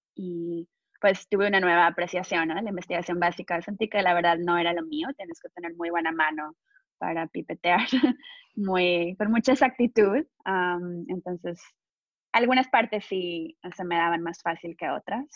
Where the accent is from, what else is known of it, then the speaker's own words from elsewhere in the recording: Monterrey, Nuevo León, Mexico; moved away as an adult; now in United States; soy de México, crecí en Monterrey, México